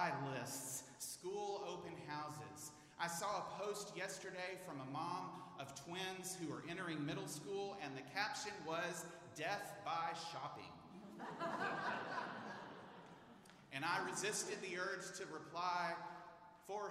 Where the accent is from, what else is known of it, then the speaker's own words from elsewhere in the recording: Houston, Texas, United States; now in Dallas, United States; I'm a native of Houston